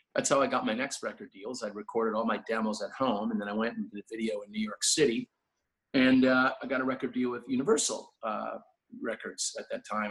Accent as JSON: {"language": "English", "town": "Toronto", "region": "Ontario", "country": "Canada", "tie": "born or raised there", "said": "I grew up in uh, Toronto, and just just west of Toronto, really. I was born in Toronto"}